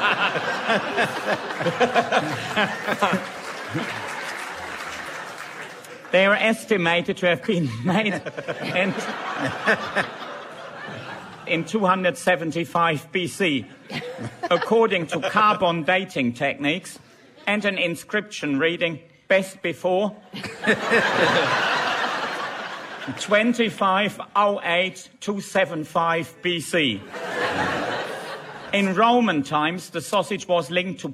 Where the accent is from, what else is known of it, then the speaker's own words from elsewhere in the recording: Germany; now in United Kingdom; we Germans